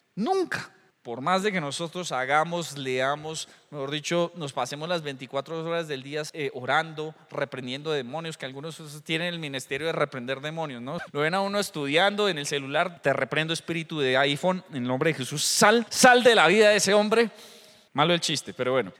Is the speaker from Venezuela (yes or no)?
no; Colombia; Yo soy de Colombia